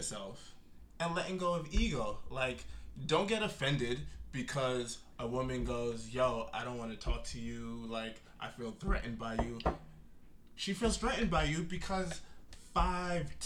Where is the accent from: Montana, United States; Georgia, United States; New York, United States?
New York, United States; New York City; we grew up in Brooklyn